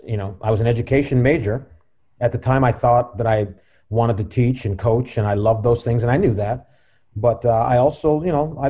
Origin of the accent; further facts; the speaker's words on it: Cleveland Heights, Ohio, United States; also born or lived in Washington, D.C. / Los Angeles; I'm originally from Cleveland Heights